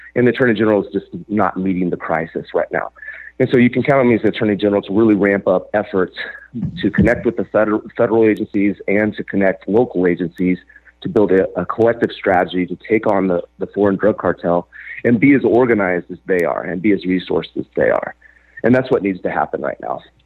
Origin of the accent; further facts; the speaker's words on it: Joseph, Oregon, United States; my hometown of Joseph, Oregon